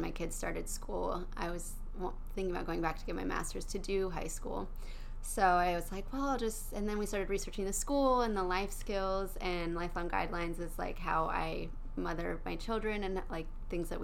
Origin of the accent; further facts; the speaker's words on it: Colorado, United States; moved away as an adult; now in Tennessee, United States; I am from Colorado, and we came to Tennessee just for a change in life